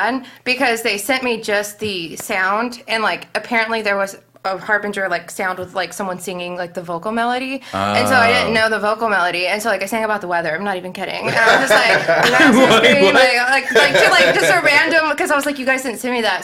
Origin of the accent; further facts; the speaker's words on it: East Texas, United States; moved away as an adult; also born or lived in Tyler, Texas; I'm from East Texas.